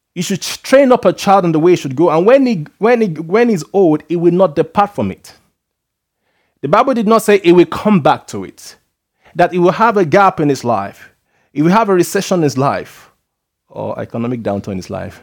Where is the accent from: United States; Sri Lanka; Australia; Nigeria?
Nigeria; being a Nigerian